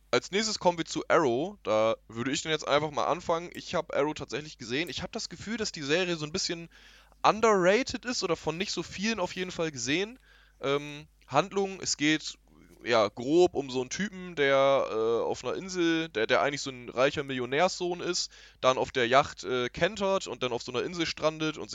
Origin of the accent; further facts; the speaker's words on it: Germany; ich bin selber Deutscher